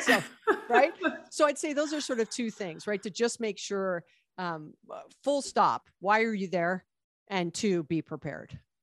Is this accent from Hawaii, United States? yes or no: yes; Hawaii, United States; now in Los Angeles, United States; I was born and raised in Hawaii